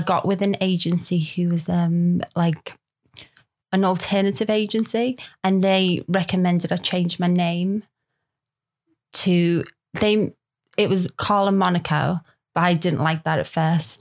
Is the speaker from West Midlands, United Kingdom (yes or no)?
no; Liverpool, North West England, United Kingdom; accent: Scouse; moved away; grew up in Liverpool